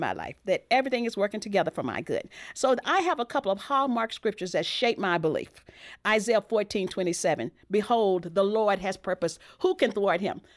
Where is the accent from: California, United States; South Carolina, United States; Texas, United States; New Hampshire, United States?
Texas, United States; my background growing up in Texas